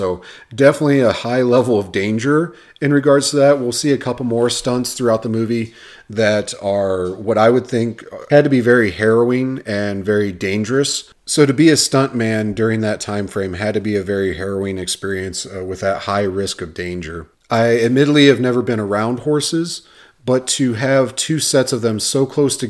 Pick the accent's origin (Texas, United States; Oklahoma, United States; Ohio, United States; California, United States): Ohio, United States; now in Arizona, United States; So those that don't know me, me and my family, we are transplants from Ohio out here to Arizona.